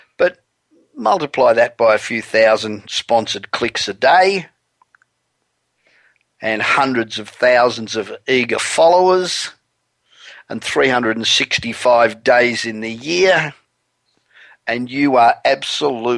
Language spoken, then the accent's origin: English; Australia; moved away as an adult; now in Los Angeles, United States; I'm originally Australian. I've been living in Los Angeles for 27 years, but the accent does not ever seem to want to go away